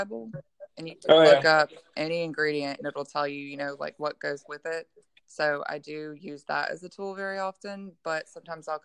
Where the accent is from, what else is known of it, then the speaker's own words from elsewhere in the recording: Gulfport, Mississippi, United States; I'm from Gulfport, Mississippi